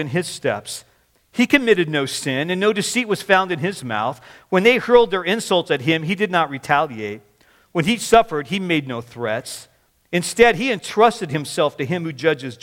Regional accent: Washington, United States; also born or lived in Oregon / Seattle / Kirkland; growing up in Washington. I went to school in Oregon, moved back to Seattle.

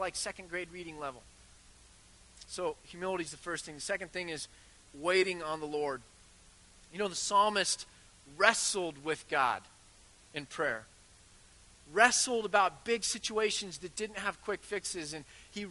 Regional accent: United States; I'm ridiculously American with my quick fixes. And we Americans

